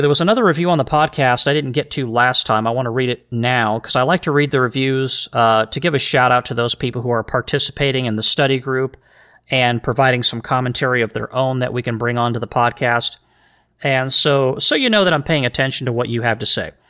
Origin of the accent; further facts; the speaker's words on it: United States; as the American people